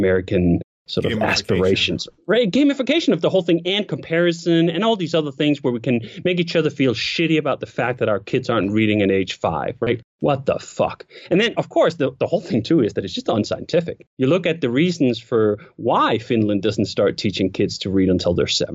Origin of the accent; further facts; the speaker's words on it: Denmark; moved away as an adult; also born or lived in Copenhagen, Denmark; I grew up again in Denmark and I went to school for like 9 years in the public school system